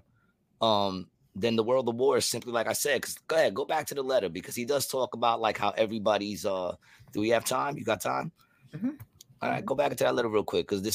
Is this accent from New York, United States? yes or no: yes; New York, United States; I'm from New York